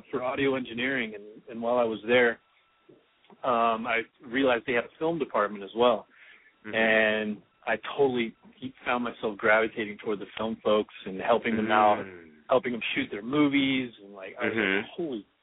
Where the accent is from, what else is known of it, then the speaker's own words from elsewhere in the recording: Orlando, Florida, United States; I'm from Orlando